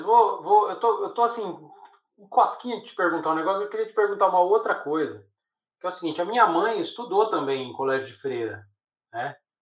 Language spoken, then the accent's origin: Portuguese; interior of São Paulo, Brazil; numa cidadezinha do interior de São Paulo, que era preconceituosa para Chuchu, né, onde eu cresci